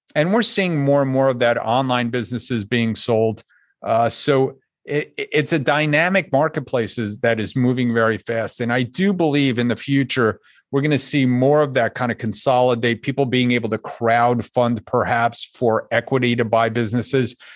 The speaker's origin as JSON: {"language": "English", "region": "Northeast", "country": "United States", "tie": "born or raised there", "also_born_or_lived": "Hartford, Connecticut", "moved": "as an adult", "lives_now": "South Florida, United States", "said": "I grew up in the Northeast, if you couldn't hear it in my voice yet."}